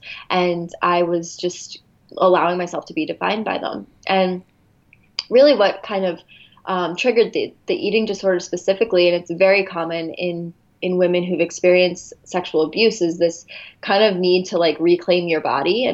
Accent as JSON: {"language": "English", "region": "New Jersey", "country": "United States", "tie": "born or raised there", "also_born_or_lived": "Philadelphia area / Arizona", "moved": "as an adult", "lives_now": "Los Angeles, United States", "said": "I grew up in New Jersey"}